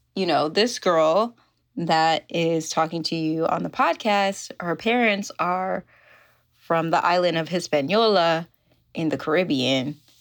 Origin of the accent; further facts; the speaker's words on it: New York, United States; moved away as an adult; now in California, United States; I grew up in New York. That's where I'm, was born and raised.